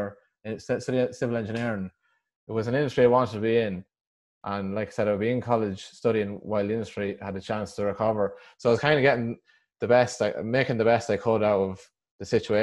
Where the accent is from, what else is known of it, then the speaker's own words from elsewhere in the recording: Westmeath, Leinster, Ireland; I come from Westmead in the Midlands